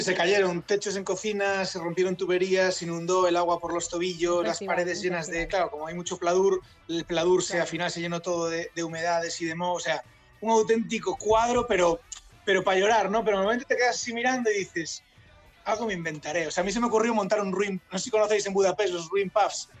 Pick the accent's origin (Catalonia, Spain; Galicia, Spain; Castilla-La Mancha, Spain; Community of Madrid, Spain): Galicia, Spain; A Coruña; moved away; also born or lived in Tunisia / Paris / Egypt / Málaga; yo soy gallego, soy de La Coruña